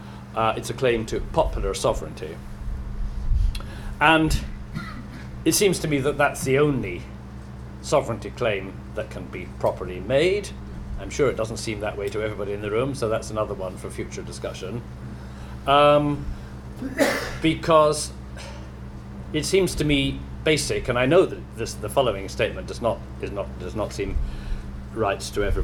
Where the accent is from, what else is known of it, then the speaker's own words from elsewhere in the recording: Scotland, United Kingdom; as a Scot and a Quaker